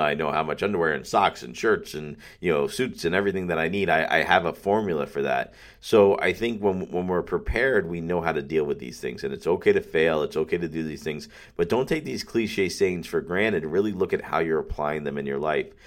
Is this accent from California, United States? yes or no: no; Pembroke Pines, Florida, United States; I love Pembroke Pines. I love my hometown.